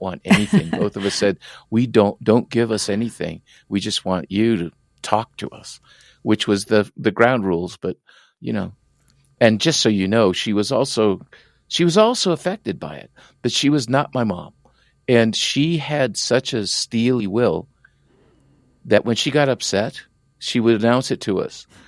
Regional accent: San Diego, California, United States; accent: strong Tijuana accent; also born or lived in Tijuana, Mexico; the barrio I grew up in, of course I was born in Tijuana, but you know, we, we settled in Southeast San Diego

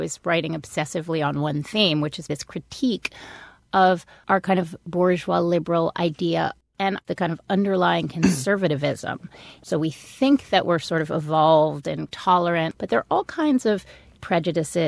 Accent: New York, United States; I grew up in New York

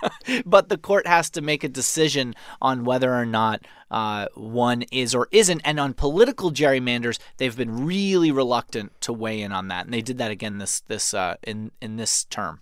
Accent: New York, United States; born or raised there; moved away as an adult; now in Maryland, United States

